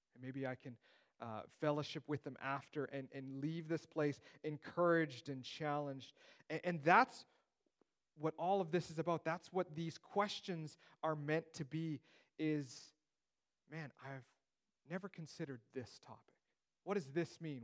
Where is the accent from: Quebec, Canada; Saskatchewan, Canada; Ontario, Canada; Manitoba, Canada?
Manitoba, Canada; Steinbach; I grew up in Steinbach. It's the Mennonite Mecca of the world